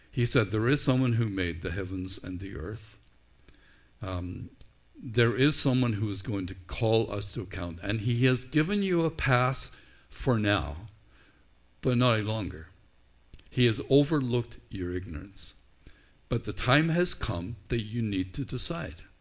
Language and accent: English; Canada; let's stop being so Canadian and so nice about things and let's engage one another.